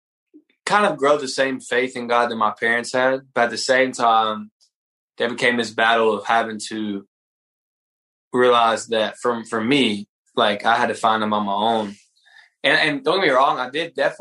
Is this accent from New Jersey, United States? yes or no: no; Brunswick, Georgia, United States; also born or lived in Atlanta, Georgia; I grew up in Brunswick, Georgia